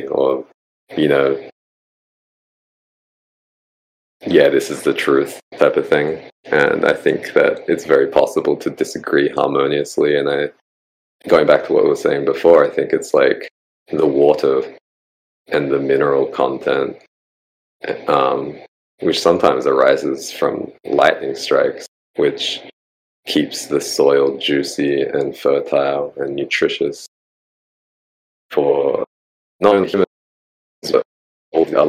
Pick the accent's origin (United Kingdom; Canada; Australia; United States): Australia; accent: Australian; my Australian accent